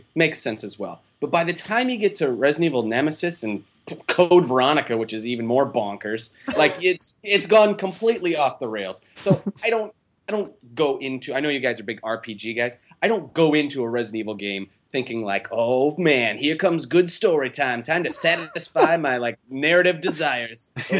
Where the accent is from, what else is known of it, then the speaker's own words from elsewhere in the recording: United States; I'm an American, all right?